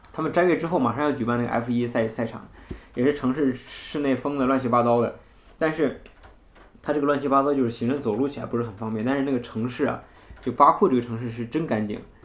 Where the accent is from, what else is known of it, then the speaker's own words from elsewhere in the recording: China; 我们中国人